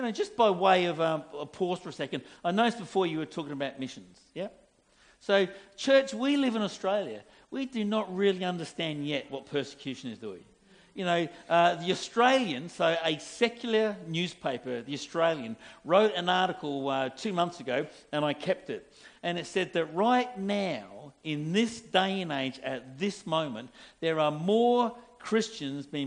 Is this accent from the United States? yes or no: no; England, United Kingdom; I'm English.